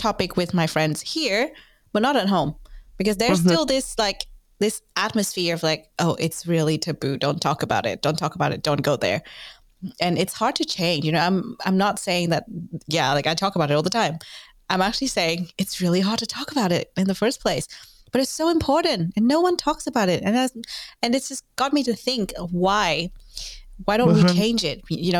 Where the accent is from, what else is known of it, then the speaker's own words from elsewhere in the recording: Vietnam; but I'm originally from Vietnam, a country where we don't talk about sex education nearly enough.